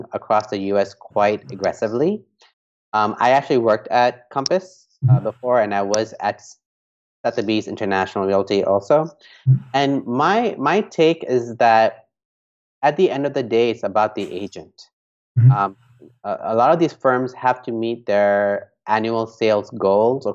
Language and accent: English; Hong Kong; moved away; also born or lived in New York; I grew up in Hong Kong